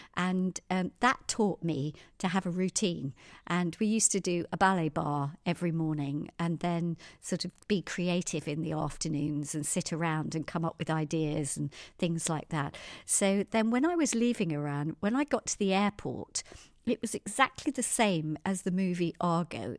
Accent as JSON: {"language": "English", "area": "Surrey", "region": "South East England", "country": "United Kingdom", "tie": "born or raised there", "also_born_or_lived": "Tehran, Iran", "said": "I was born in Surrey, had two very loving parents, Pat and Babs, and, uh, my dad was Irish"}